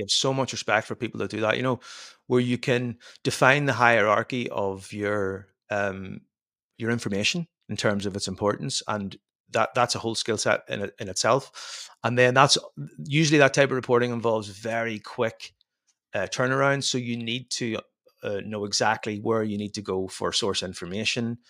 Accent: Ireland; moved away as an adult; now in Belgium; I spent most of my life up until seven or eight years ago living in Ireland, uh, growing up in Ireland.

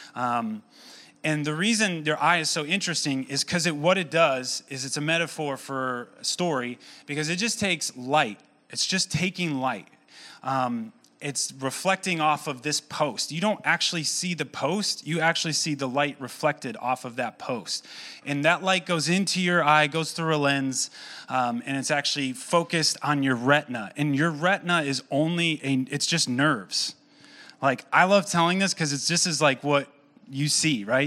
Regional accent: Owosso, Michigan, United States; born and raised in Owasso

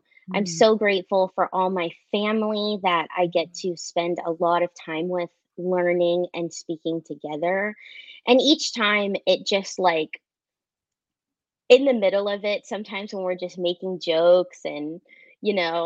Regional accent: Southern California, United States; I am from Southern California

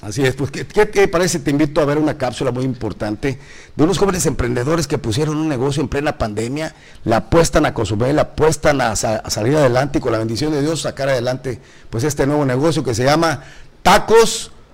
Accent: Tamaulipas, Mexico; now in Cozumel, Mexico; soy del norte, compadre, soy de Tamaulipas

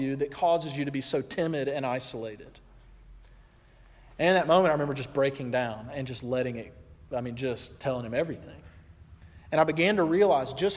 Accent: the South, United States; I'm from the South

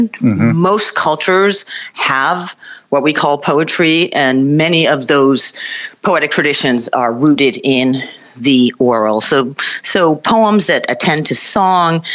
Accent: United States; I grew up in the United States

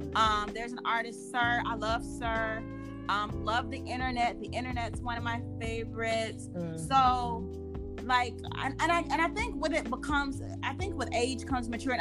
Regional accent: the South, United States; I grew up here in the South

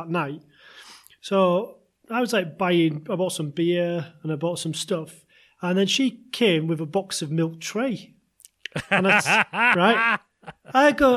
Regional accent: England, United Kingdom; moved away; also born or lived in Japan; I'm English.

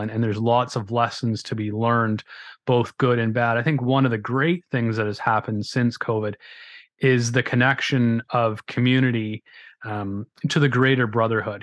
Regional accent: Grimsby, Ontario, Canada; accent: Canadian; I am from Southern Ontario in Canada. You can probably tell by the Canadian accent, A Uh, in a little town called Grimsby

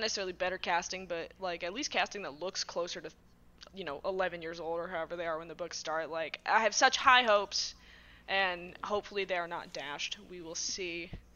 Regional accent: Massachusetts, United States; I'm from Massachusetts

